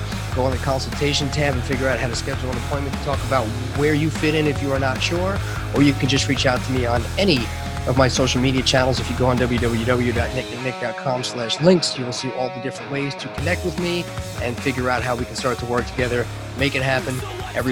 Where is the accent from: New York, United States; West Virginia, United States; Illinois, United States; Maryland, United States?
New York, United States; Long Island; we grew up on Long Island